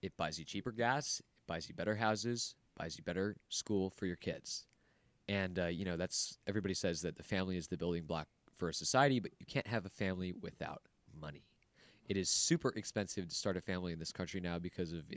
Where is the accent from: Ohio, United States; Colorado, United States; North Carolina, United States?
Colorado, United States; my home state in Colorado